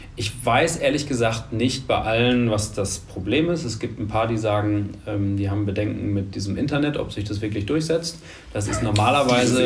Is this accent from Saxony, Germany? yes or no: no; Münster, North Rhine-Westphalia, Germany; moved away as an adult; also born or lived in Hamburg; now in Düsseldorf, Germany; Gebürtig aus Münster, mhm. äh, da ganz lange, dann lange Hamburg und jetzt seit drei Jahren Düsseldorf